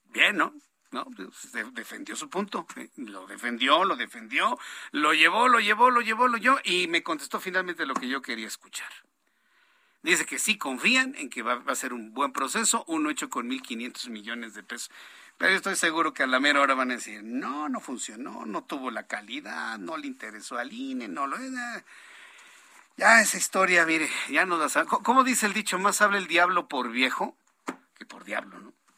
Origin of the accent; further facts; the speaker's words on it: Mexico; Nosotros somos mexicanos